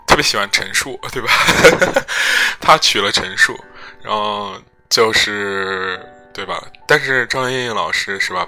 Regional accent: Henan, China; 我们河南人，可能的味觉，记忆很简单，就是咸

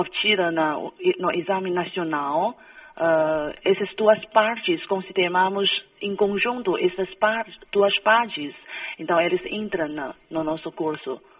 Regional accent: Brazil; accent: Brazilian; Portuguese is a second language; now in China; o meu sotaque brasileiro

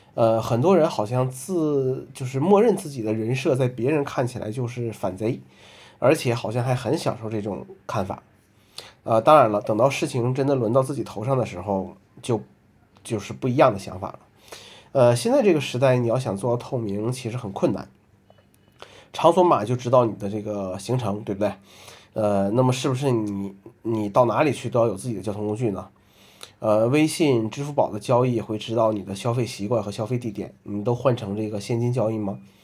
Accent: northern China, China; now in Hangzhou, China; 作为一个北方人

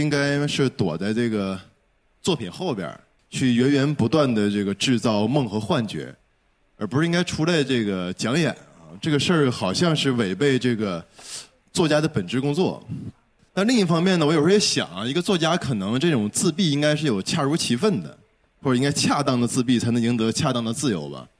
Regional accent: Shenyang, Liaoning, China; 我因为是沈阳人嘛

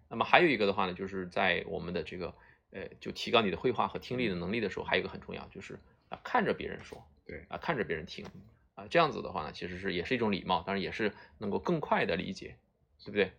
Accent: China; 我们中国人

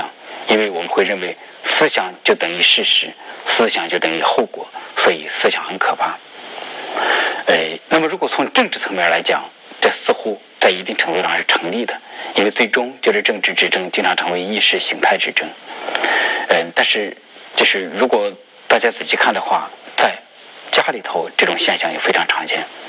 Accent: China; 我们中国人

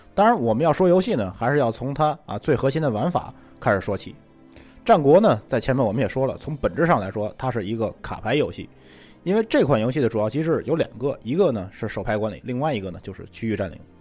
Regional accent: China; 我们作为中国人

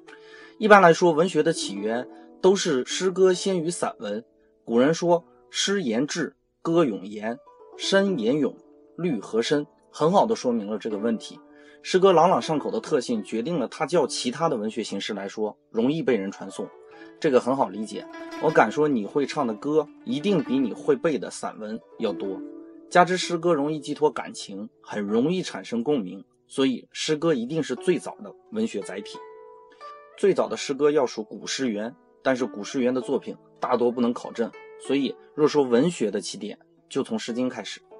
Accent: China; 但是我们中国人就能很完美的体会到这种依依的感觉。

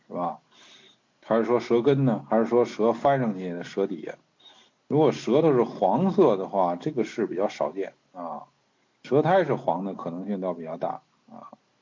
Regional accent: China; 我中国人

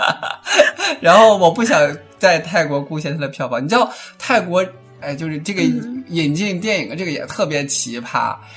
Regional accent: China; now in Thailand; 我是中国的呀

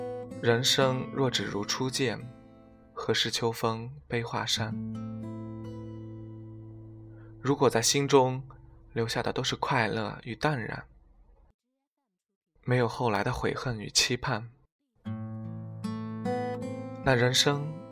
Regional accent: northern China, China; 我生于北方的一个普通的小县城

